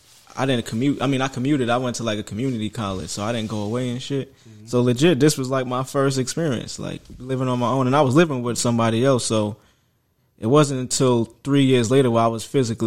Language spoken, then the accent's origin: English; New York City, New York, United States; now in Houston, United States; where I grew up in Far Rockaway, Queens. That's like part of Queens where people consider, like, if you don't know nobody, cause it's by the beach.